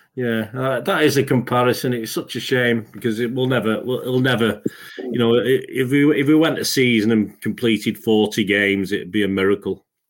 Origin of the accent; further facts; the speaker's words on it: England, United Kingdom; I'm English. I'm British